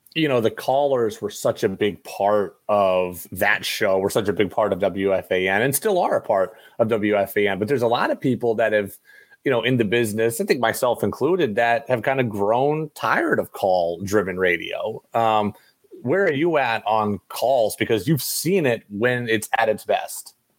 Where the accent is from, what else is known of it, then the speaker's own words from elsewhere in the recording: upstate New York, United States; I grew up in New York, but I grew up in upstate New York.